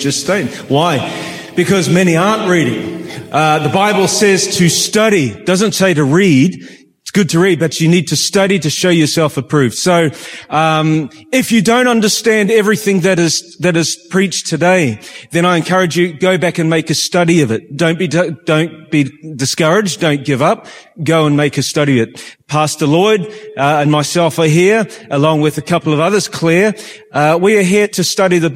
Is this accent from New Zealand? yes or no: yes; New Zealand; I'm actually from Kiwiland